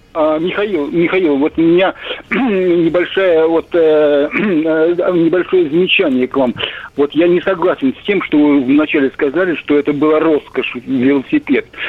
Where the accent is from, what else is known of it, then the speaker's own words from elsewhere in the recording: Sergiev Posad, Moscow Oblast, Russia; мы вот из Сергиева Посада с братом ездили в Ногинск к бабушке